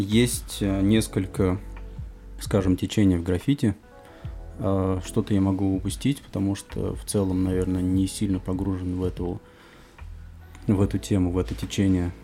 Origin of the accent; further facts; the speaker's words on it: Kamskiye Polyany, Tatarstan, Russia; moved away as an adult; now in Kazan, Russia; Нижнекамский район, поселок Камские Поляны, откуда я родом